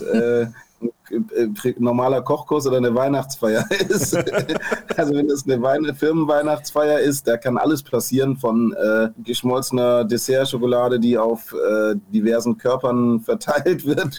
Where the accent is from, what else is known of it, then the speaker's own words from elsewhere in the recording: Swabia, Baden-Württemberg, Germany; moved away; also born or lived in Ruhr area; ich bin ja Schwabe